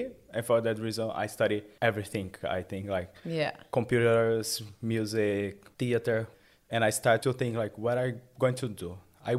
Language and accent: English; Franca, São Paulo, Brazil; English is a second language; moved away as an adult; now in Sunshine Coast, Australia; Hi, I'm from Brazil, a small town called Franca. 300,000 inhabitants there.